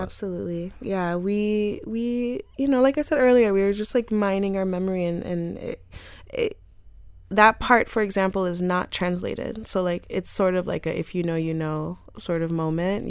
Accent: North Miami, Florida, United States; I grew up in North Miami

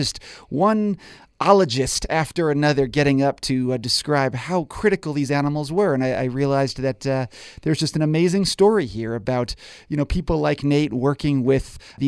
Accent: New York, United States; I grew up in New York and spent a lot of time watching them build and swim and tail slap in upstate New York.

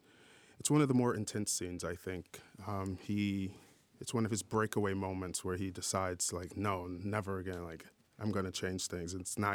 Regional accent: New Orleans, Louisiana, United States; I'm from New Orleans

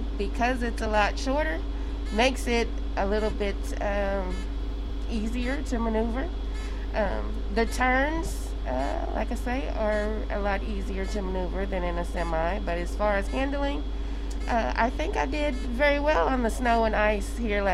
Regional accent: Wichita, Kansas, United States; I'm from Wichita and I'm driving a city bus

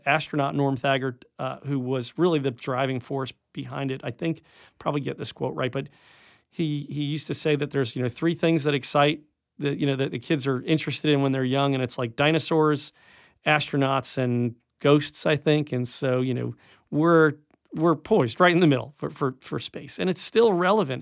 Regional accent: Rockland County, upstate New York, United States; now in Tallahassee, United States; I grew up in upstate New York

